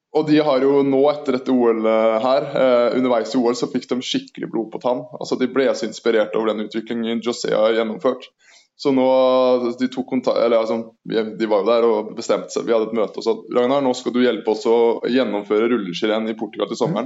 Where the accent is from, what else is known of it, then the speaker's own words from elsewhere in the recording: Østfold, Norway; jeg er fra Østfold